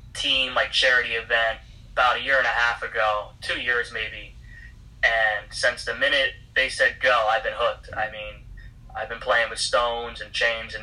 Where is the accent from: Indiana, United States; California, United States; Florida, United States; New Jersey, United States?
New Jersey, United States; I'm from Jersey